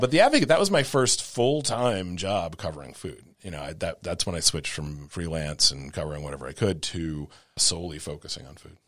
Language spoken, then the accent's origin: English; Rhode Island, United States; moved away as an adult; now in New Orleans, United States; a small town newspaper in my hometown in Rhode Island